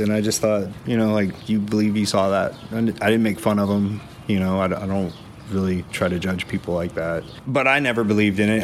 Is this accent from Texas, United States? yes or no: yes; just south of New Braunfels, Texas, United States; also born or lived in Austin, Texas; I grew up just south of here